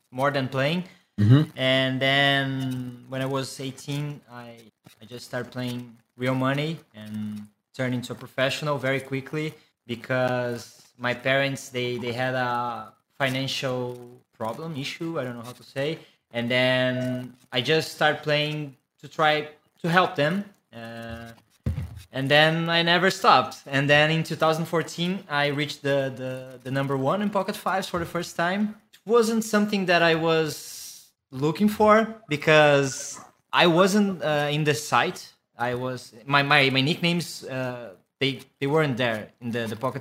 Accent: Brazil; English is a second language; I was born in Brazil.

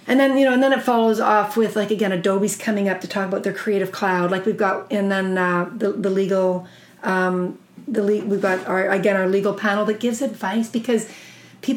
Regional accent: Alberta, Canada; I'm from Alberta

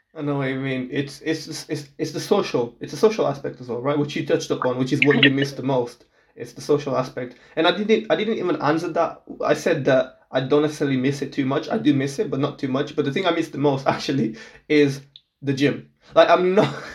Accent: Portugal; now in United Kingdom; I am from Portugal. I'm born and raised yeah. there

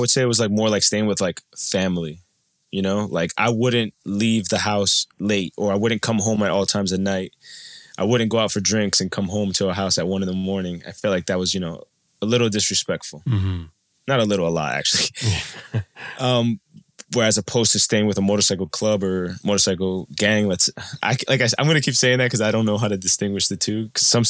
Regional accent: Colombia; So my family, I'm from Colombia, and my biological father lives in Cali.

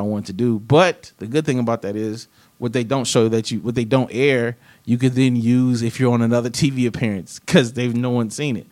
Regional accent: the South, United States; I'm from the South

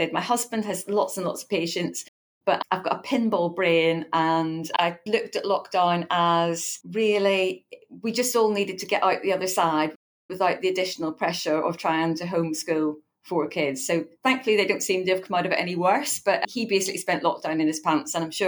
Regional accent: Northern Ireland, United Kingdom; now in Eastbourne, United Kingdom

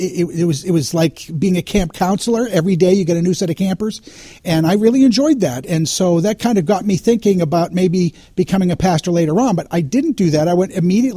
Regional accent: New England, United States; now in Kentucky, United States; I grew up in New England

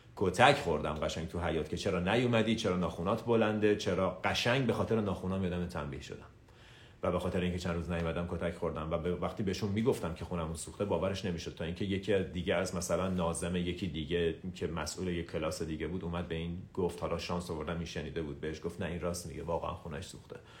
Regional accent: Tehran, Tehran Province, Iran; 24 سپتامبر 1985 تهران به دنیا اومدم

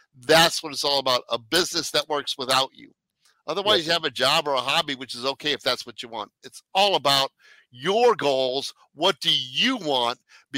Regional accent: Arnold, Missouri, United States; also born or lived in France / South Korea; I was born in France, raised in Arnold, Missouri. Grew up in South Korea and live in the middle of Silicon Valley

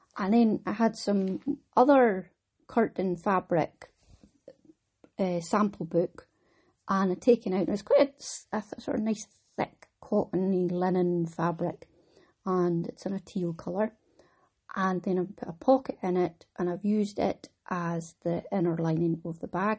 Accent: Wick, Scotland, United Kingdom; I'm from Wick

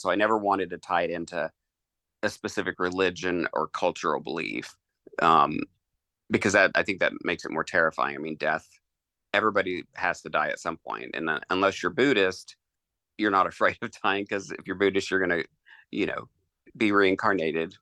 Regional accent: Eastern Kentucky, United States; I grew up in Eastern Kentucky

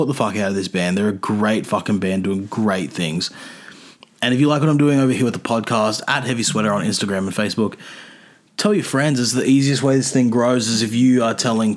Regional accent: Adelaide, South Australia, Australia; moved away; No, I was born in Adelaide. I was born in Adelaide though.

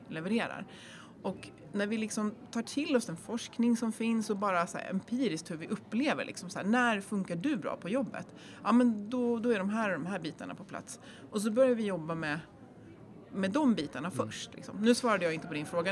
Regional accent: Järfälla, Stockholm County, Sweden; now in Jämtland, Sweden; Jag är uppväxt i Jakobsberg

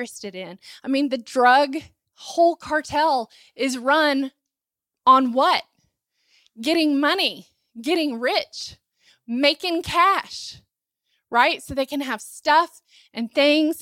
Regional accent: Asheville, North Carolina, United States; I grew up in Asheville, and so, or near Asheville, close

